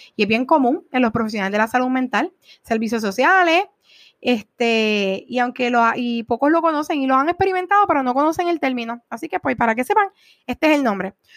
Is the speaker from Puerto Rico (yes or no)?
yes; Puerto Rico; somos puertorriqueños